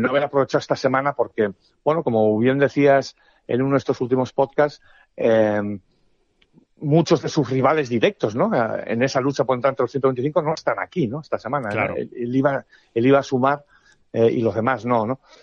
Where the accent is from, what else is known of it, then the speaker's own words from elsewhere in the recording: Spain; soy un periodista español